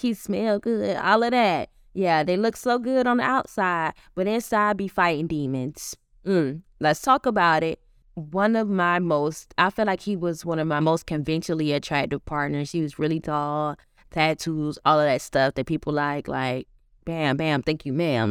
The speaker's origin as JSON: {"language": "English", "region": "the South", "country": "United States", "tie": "born or raised there", "said": "growing up in the South as a black woman"}